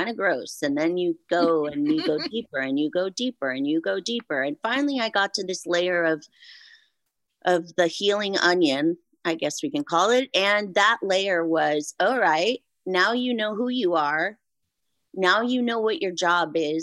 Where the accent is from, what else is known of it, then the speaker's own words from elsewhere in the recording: Santa Barbara, California, United States; my hometown, the Santa Barbara Bowl.